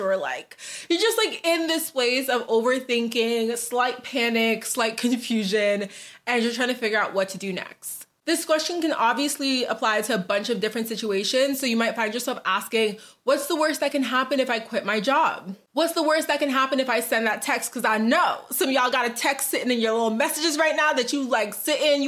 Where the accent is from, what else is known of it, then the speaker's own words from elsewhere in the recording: Boston, Massachusetts, United States; moved away as an adult; also born or lived in New Jersey; now in Dallas, United States; I'm originally from Boston, but I lived in New Jersey for like a little bit